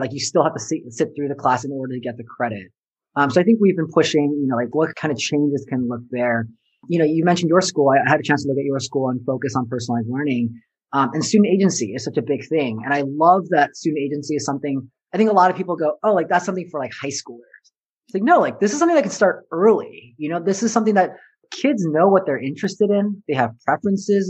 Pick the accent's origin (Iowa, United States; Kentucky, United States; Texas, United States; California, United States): California, United States; Southern; I grew up in Southern California